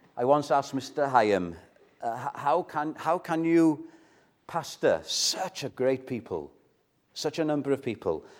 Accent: Wales, United Kingdom; I'm Welsh

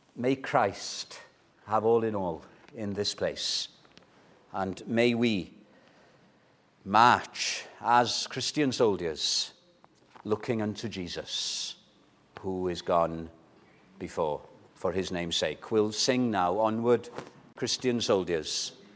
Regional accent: Welsh, Wales, United Kingdom; we're Welsh

